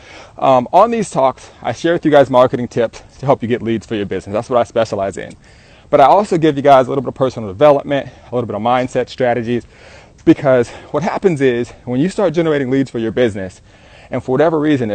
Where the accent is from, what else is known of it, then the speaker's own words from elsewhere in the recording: Southern California, United States; I'm an entrepreneur from Southern California